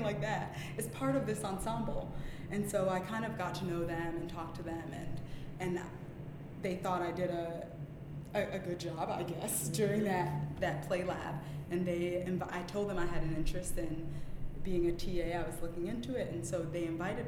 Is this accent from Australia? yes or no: no; New York City, New York, United States; also born or lived in Jamaica; until I was 5, I grew up in Jamaica, which was nice, having that little bit of childhood, so open and free, and then up until then, pretty much raised in Brooklyn. I've never lived anywhere else.